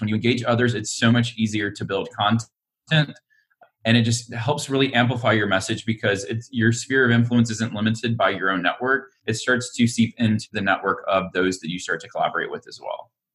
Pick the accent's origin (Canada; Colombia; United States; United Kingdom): United States; Alabama; now in Austin, United States; I'm from Alabama originally